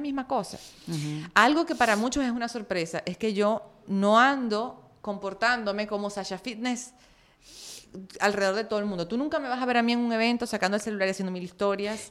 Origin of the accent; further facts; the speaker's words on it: Maracaibo, Zulia, Venezuela; moved away as an adult; en Maracaibo es pequeño